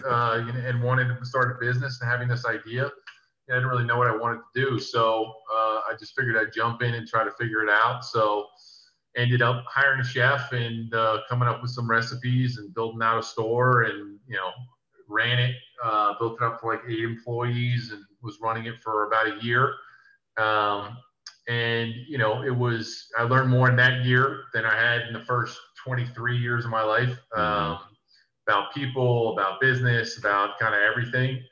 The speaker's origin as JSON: {"language": "English", "region": "New Jersey", "country": "United States", "tie": "born or raised there", "also_born_or_lived": "New York", "lives_now": "Philadelphia, United States", "said": "where I grew up in South Jersey is 15 minutes away from Philly, so I'm say I'm from Philly"}